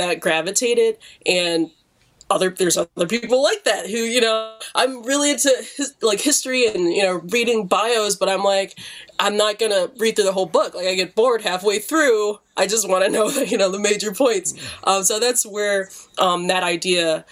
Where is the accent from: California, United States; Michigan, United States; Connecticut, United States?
Michigan, United States; Detroit; I'm an artist from Detroit, born and raised